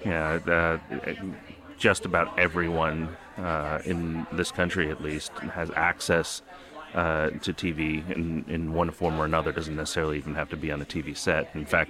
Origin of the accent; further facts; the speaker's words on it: New York, United States; English is a second language; also born or lived in North Jersey, United States; You know, and I grew up in New York and North Jersey, and I don't think I have that accent.